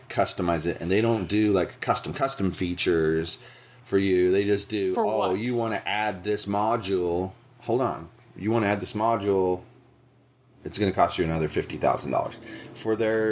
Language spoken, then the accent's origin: English; Santa Monica, California, United States; now in Buena Park, United States; I grew up in Santa Monica